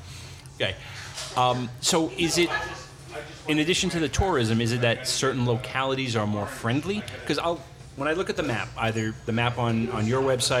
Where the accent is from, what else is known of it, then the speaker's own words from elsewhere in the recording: United States; growing up in this area, growing up in the New York, New Jersey metropolitan area